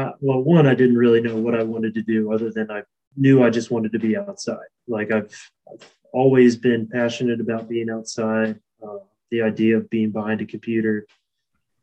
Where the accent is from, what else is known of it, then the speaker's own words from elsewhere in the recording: Virginia, United States; also born or lived in Kentucky; I'm born and bred in Virginia, and it's where I live now.